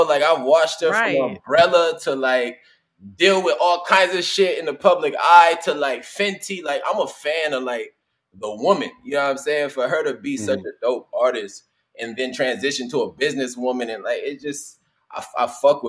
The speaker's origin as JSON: {"language": "English", "town": "Los Angeles", "region": "California", "country": "United States", "tie": "born or raised there", "moved": "as an adult", "lives_now": "New Orleans, United States", "said": "Born and raised in Cali. Born and raised in L.A., Ladera Heights. I live in New Orleans. I moved to New Orleans like, 4 years ago when I started working on the show. I'm currently in New Orleans."}